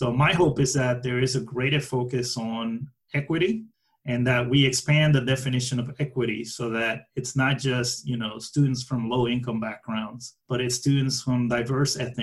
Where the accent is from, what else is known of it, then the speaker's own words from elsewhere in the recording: New York City, New York, United States; as a New Yorker